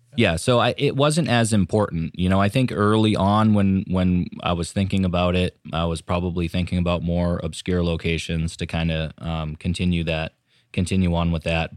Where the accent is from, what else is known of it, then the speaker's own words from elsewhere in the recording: Raymond, New Hampshire, United States; also born or lived in Portland, Maine / Exeter, New Hampshire; now in Hampton, United States; we both grew up in Raymond.